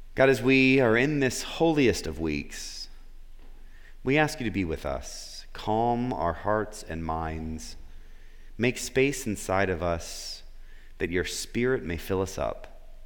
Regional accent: Florida, United States; moved away as an adult; also born or lived in Memphis; I was back where I grew up in Florida

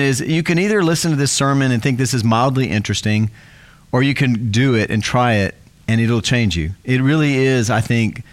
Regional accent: South Texas, United States; I grew up in South Texas on a ranch and I raised sheep.

